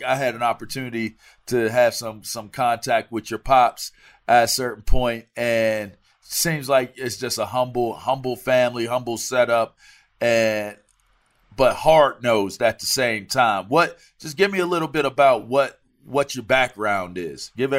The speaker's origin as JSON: {"language": "English", "region": "East Coast", "country": "United States", "said": "You know, I'm from the East Coast, so maybe it's the ignorance."}